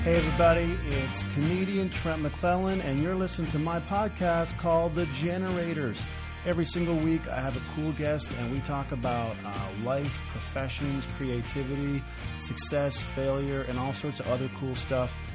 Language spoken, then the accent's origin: English; Newfoundland and Labrador, Canada; moved away; I'm from Newfoundland